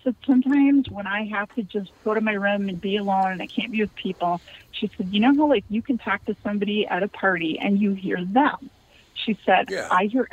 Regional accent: Scotland, United Kingdom; I'm Scottish. I'm Scotch, so we stand by it on that one.

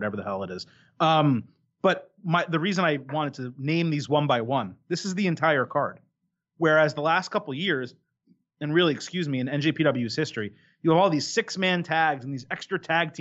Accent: United States; I'm American

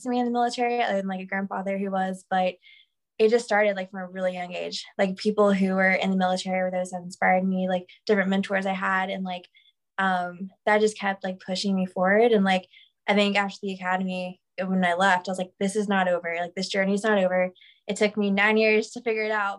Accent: Macon, Georgia, United States; I grew up in Macon, Georgia

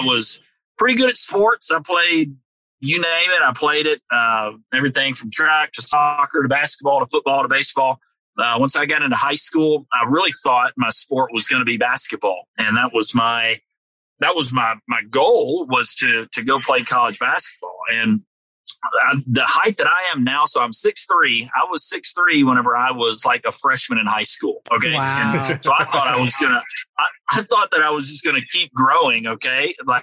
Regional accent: Nashville, Tennessee, United States; I was born and raised here in Nashville, Tennessee

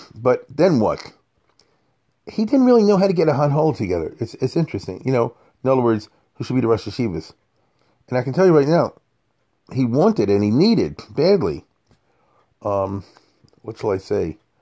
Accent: Baltimore, Maryland, United States; I'm growing up in Baltimore

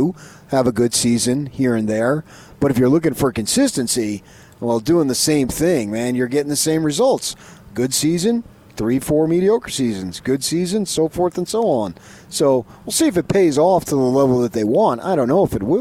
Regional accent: Arizona, United States; my home state in Arizona

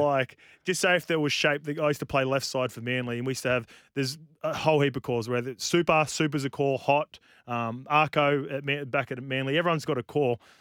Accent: New Zealand; as a Kiwi

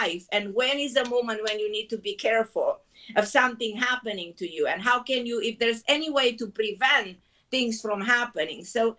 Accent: Israel; now in New York, United States; I came from Israel and moved to New York.

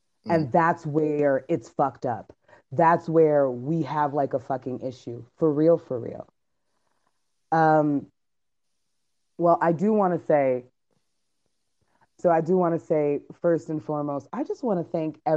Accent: United States; I was born here, and I actually have never been to Jamaica. My mom is from Jamaica, my dad is from the Bahamas

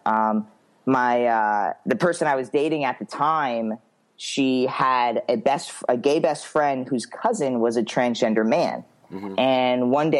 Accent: Long Island, New York, United States; moved away as an adult; also born or lived in Florida; now in Oregon, United States; I was born and raised Long Island, New York, till I was 23

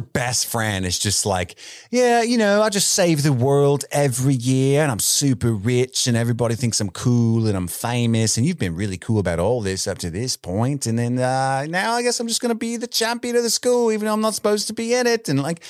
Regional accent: England, United Kingdom; I'm English. I love tea.

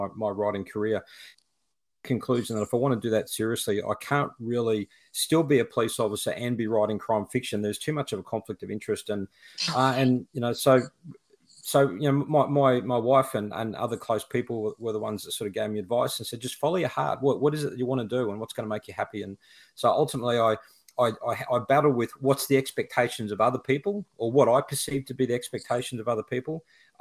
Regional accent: Toowoomba, Queensland, Australia; also born or lived in Brisbane, Queensland; I grew up in a city called Toowoomba, up on a mountain. It's sort of cooler weather there. I was born and bred in Toowoomba

